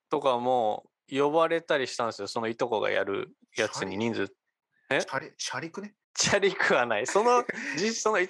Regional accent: Japan; moved away as an adult; now in Tokyo, Japan; 僕はまあ地方出身で

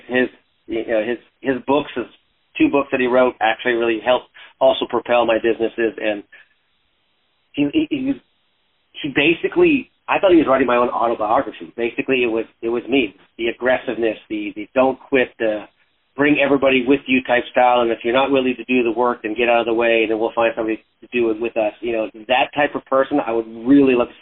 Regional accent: Canada; moved away; I was originally from Canada. I was a freestyle skier back then

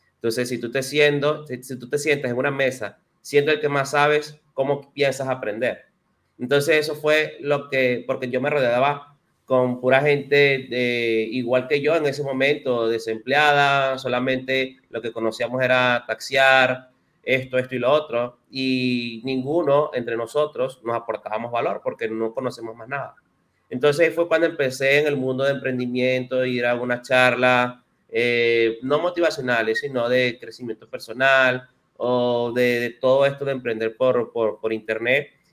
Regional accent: Venezuela; moved away as an adult; now in Dominican Republic; yo soy venezolano. Tengo cuatro años viviendo aquí en, República Dominicana

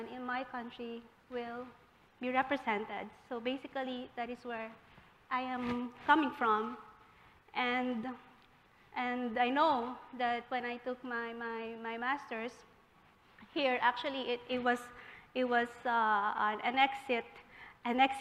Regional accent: Philippines; moved away as an adult; I am from the Philippines

